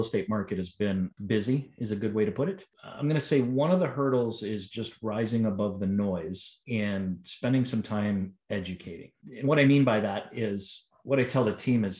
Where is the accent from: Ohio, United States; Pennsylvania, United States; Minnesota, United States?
Ohio, United States; moved away as an adult; I've had the opportunity to be born and raised in Ohio